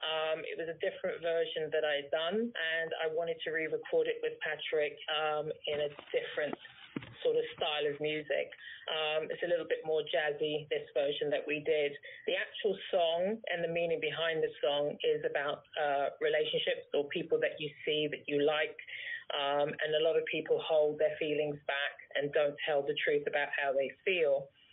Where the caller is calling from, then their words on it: London, United Kingdom; I'm calling from London, the United Kingdom.